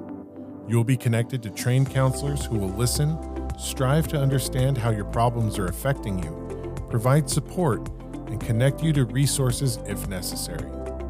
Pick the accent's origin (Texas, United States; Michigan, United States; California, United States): California, United States; I'm like happy that there's rain, but as a Californian, I'm a little freaked out by all the rain.